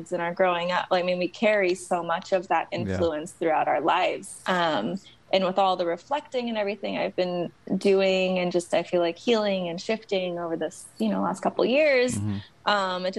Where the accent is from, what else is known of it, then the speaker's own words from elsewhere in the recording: Lodi, California, United States; moved away as an adult; also born or lived in Modesto / Oakland / New York; now in San Francisco, United States; I grew up in Lodi, born in Modesto